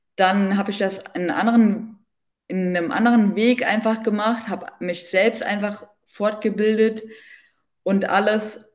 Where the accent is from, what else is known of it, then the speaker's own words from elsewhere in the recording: Bensheim, Hesse, Germany; ich komme aus dem, aus dem Südhessen, aus so einer kleinen Stadt, aus B B B Bernsheim, ist aus der Nähe von Darmstadt, zwischen Darmstadt und Heidelberg.